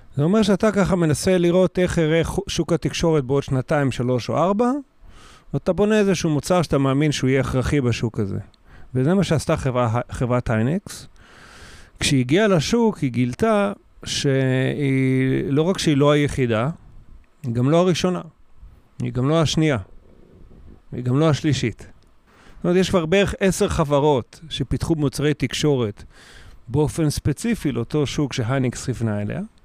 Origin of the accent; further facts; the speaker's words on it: Kiryat Gat, Southern District, Israel; also born or lived in a kibbutz; now in Kiryat Tivon, Israel; אחרי זה גדלתי בקריית גת, כשהוריי עזבו את הקיבוץ.